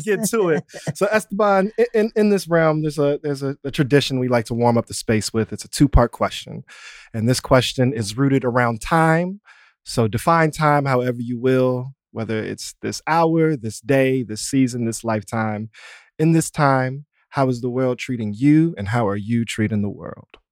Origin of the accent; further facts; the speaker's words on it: Chicago, Illinois, United States; a movement builder, media maker, artist, and educator from the south side of Chicago